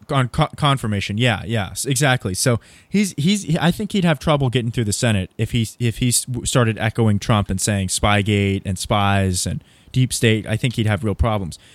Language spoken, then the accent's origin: English; Southern California, United States; I grew up in Southern California